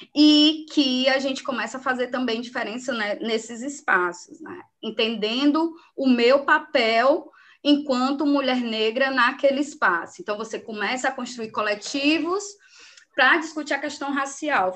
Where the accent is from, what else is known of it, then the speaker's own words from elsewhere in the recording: Ceará, Brazil; Eu sou natural do Ceará